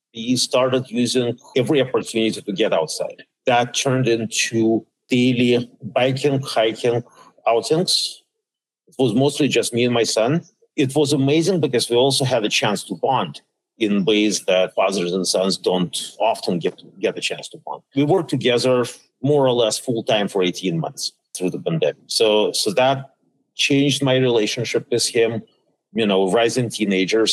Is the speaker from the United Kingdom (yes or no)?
no; Saint Petersburg, Russia; also born or lived in Minnesota / Pittsburgh; now in Washington, D.C., United States; I was born in St. Petersburg, Russia, back then known as Leningrad. Then I ended up in DC by way of uh, Minnesota